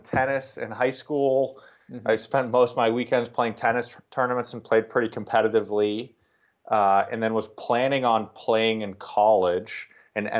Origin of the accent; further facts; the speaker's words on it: Boston, Massachusetts, United States; I'm from Boston, Massachusetts. I grew up in the city of Boston